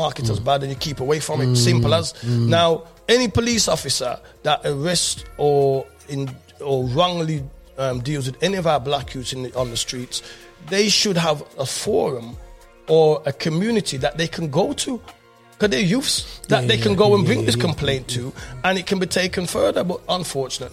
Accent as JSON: {"language": "English", "town": "Birmingham", "region": "West Midlands", "country": "United Kingdom", "said": "I'm coming from England during the Rasta movement"}